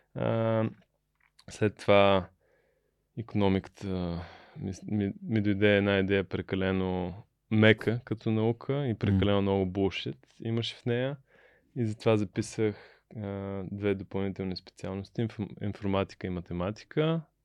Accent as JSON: {"language": "Bulgarian", "town": "Burgas", "region": "Burgas Province", "country": "Bulgaria", "tie": "born or raised there", "also_born_or_lived": "United States", "moved": "as an adult", "said": "Аз съм от Бургас, баща ми е морски човек, капитан на кораб"}